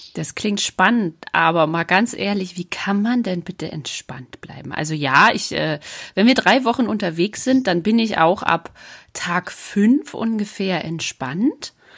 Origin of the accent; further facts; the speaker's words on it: Uckermark, Brandenburg, Germany; moved away; Uckermark ist ja meine alte Heimat äh, als Uckermärker Perle